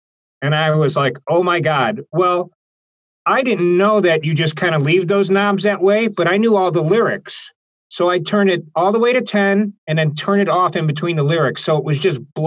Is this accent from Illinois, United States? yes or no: yes; Chicago, Illinois, United States; I come from Chicago. It's the home of rhythm and blues. So I used to hang out with my bicycle when I was maybe 11 years old at Maxwell Street